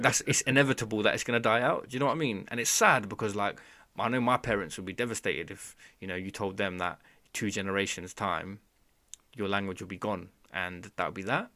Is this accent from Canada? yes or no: no; Bangladesh; I'm from Bangladesh